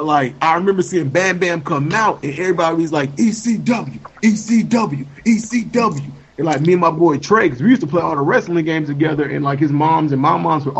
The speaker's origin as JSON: {"language": "English", "region": "the South", "country": "United States", "said": "I'm from the South"}